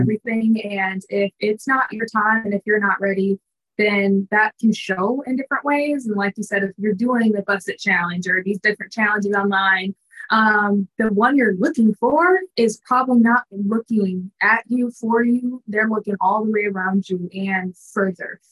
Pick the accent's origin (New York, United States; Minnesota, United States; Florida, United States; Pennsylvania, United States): Minnesota, United States; now in Dallas, United States; I was like newish to the Dallas area because I'm from Minnesota